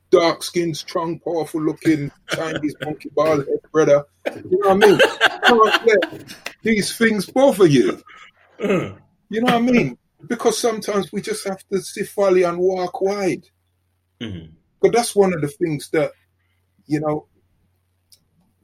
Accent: London, United Kingdom; I'm from South London

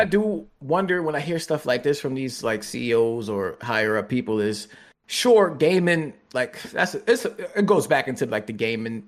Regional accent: United States; I am American

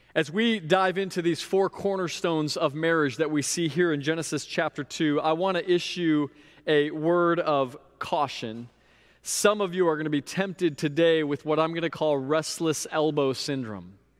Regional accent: Sebring, Florida, United States; also born or lived in Indiana; my hometown of Sebring, Florida

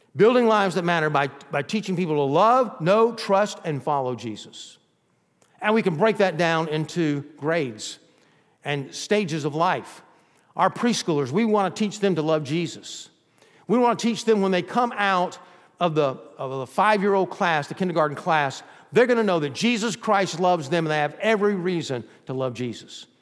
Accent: Georgia, United States; also born or lived in Texas; now in Florida, United States; We were raised in Georgia

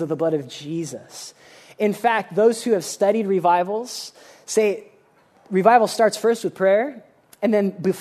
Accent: United States; we are really, really guilty as American Christians

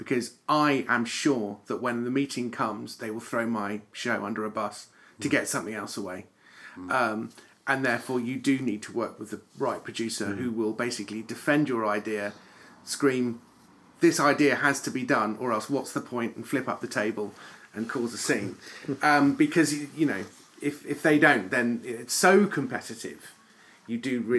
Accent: United Kingdom; if we're British

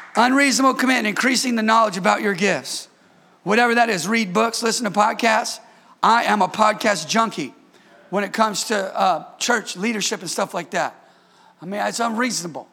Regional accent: Bay Area, California, United States; moved away as an adult; I'm from the Bay Area

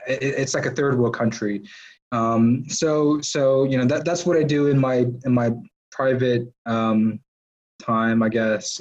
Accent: Georgia, United States; being born and raised in Georgia and living here for most of my life.

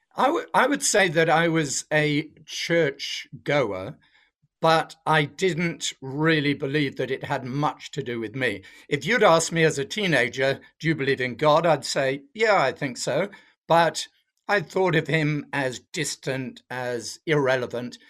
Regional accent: south of England, United Kingdom; moved away as an adult; now in Australia; I'm not originally from Australia, I'm from England, although I've been here for thirty years now, so I see myself as Australian. But I was brought up in the south of England on a farm

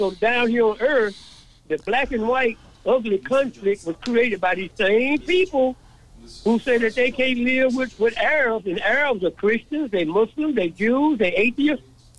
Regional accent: Dallas, Texas, United States; I was born and raised in Dallas, Texas, in the 40s.

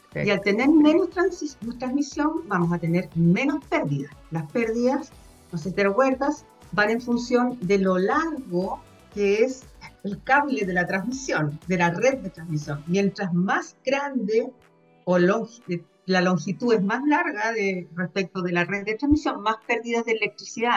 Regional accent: Viña del Mar, Valparaíso, Chile; moved away; also born or lived in Concepción; yo originalmente soy de Viña

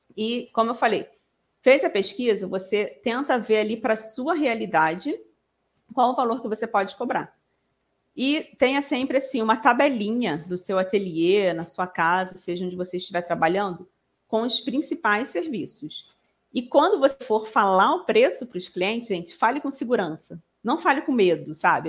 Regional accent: Rio de Janeiro, Brazil; eu sou daqui do Rio de Janeiro, nem falei, sou carioca.

